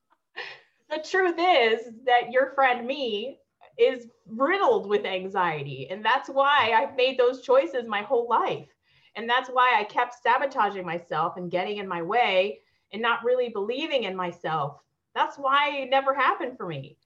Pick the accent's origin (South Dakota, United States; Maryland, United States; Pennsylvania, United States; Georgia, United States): Maryland, United States; also born or lived in Peru; I moved to the states when I was three, and I grew up on the East Coast in Maryland